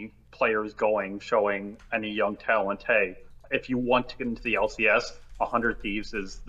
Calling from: Washington, District of Columbia, United States; Washington, D.C.

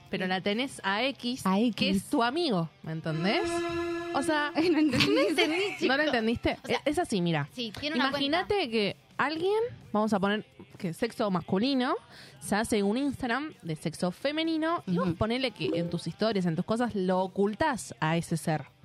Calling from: San Justo, Buenos Aires Province, Argentina; de San Justo.

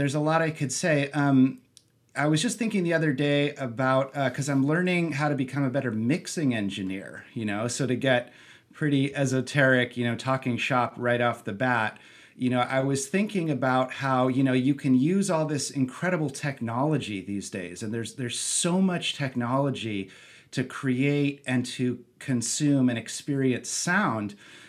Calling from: Santa Barbara, California, United States; I am calling in from beautiful Santa Barbara, California.

